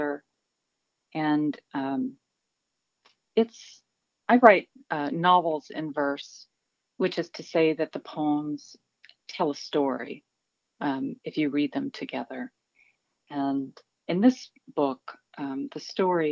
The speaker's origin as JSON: {"language": "English", "town": "Elizabethtown", "region": "Kentucky", "country": "United States", "tie": "born or raised there", "lives_now": "Lexington, United States", "said": "I was born in Lexington and I've spent most of my life here, but I was raised in Elizabethtown, more or less"}